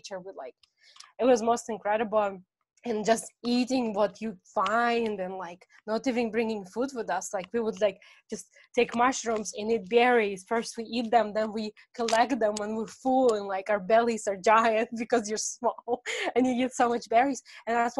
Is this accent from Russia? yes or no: yes; Russia; moved away; I come from Russian culture.